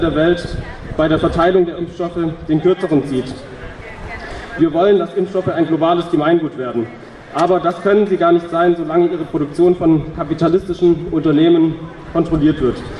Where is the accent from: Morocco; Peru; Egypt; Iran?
Peru; German is a second language; now in Tübingen, Germany; Und aus Peru, Land, wo ich herkomme